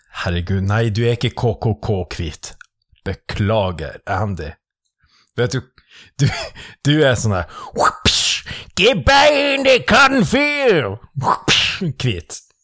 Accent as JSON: {"language": "Norwegian", "region": "Northern Norway", "country": "Norway", "accent": "Northern Norwegian", "said": "jeg fikk ikke bruke nordnorsk"}